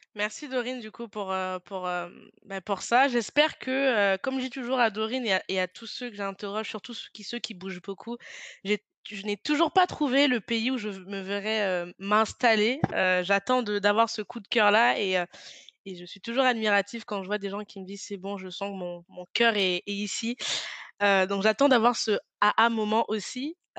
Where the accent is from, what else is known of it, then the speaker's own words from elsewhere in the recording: France; quand on vient de France